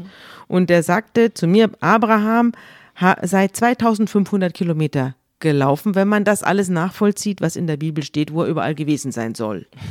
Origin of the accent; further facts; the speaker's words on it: Munich, Bavaria, Germany; ich komme, wir kommen ja beide aus München